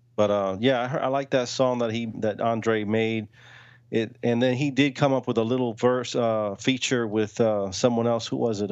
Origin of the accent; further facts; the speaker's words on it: the South, United States; we're from the South